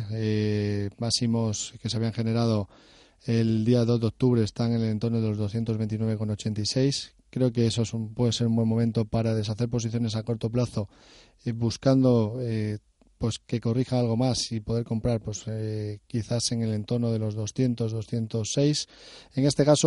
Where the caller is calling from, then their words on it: Basque Country, Spain; Soy un pequeño de Guipúzcoa.